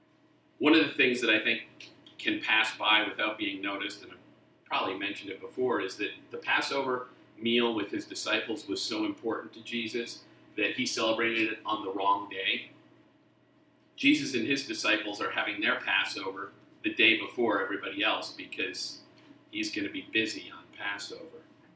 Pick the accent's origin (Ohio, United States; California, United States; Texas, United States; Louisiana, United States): Texas, United States; accent: Texas; I realized at some point I have mostly lost my Texas accent, which I don't know whether I'm happy about or sad.